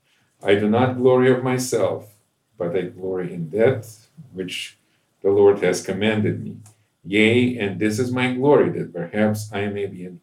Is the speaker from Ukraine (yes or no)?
yes; Ukraine; moved away as an adult; also born or lived in Moscow, Russia; now in United States; I grew up in Ukraine, which at that time was part of the Soviet Union